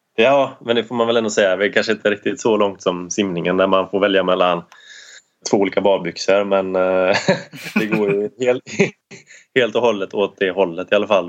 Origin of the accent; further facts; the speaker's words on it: Sweden; som svensk